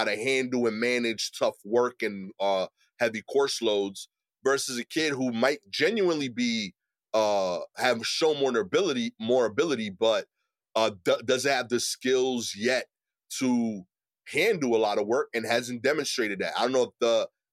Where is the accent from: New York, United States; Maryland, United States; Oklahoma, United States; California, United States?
New York, United States; New York City; as an East New York dude